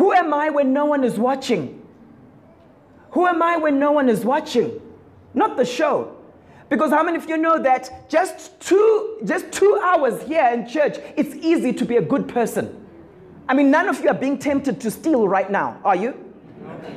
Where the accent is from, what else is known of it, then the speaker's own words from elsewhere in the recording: Zimbabwe; growing up in Zim